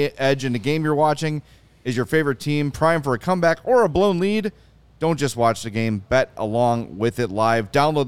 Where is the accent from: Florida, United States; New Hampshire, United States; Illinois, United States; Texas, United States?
Illinois, United States; Oak Lawn; I grew up in Oak Lawn. Almost everybody in my high school was white. Grade school, 100% white, right?